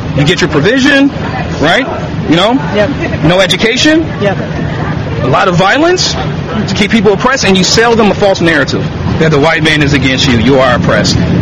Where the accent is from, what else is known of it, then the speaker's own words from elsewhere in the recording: Chicago, Illinois, United States; I'm from Chicago. I grew up in a gangster liberal family